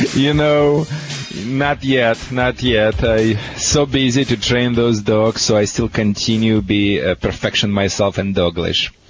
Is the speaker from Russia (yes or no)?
yes; Russia; moved away; From Russia